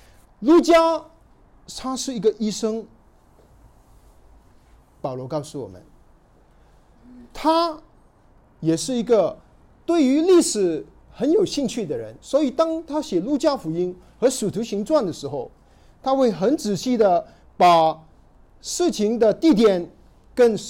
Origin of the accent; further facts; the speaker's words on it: China; 对于我们中国人，读到凯撒奥古斯都，对我们来说好像一点意思都没有。